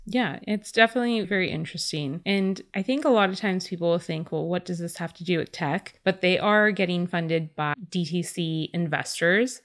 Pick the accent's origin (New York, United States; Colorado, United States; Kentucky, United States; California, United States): California, United States; Growing up in California, being very natives